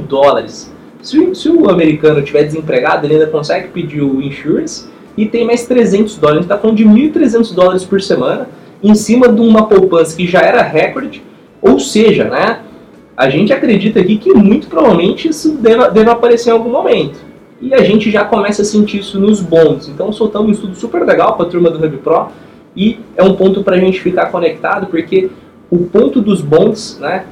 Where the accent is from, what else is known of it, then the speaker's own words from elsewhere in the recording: Brazil; como investidor e também como brasileiro